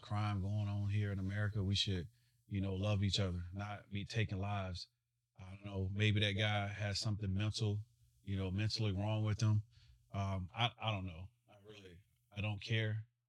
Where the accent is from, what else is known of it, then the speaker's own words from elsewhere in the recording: Smithfield, Virginia, United States; I'm from Smithfield, Virginia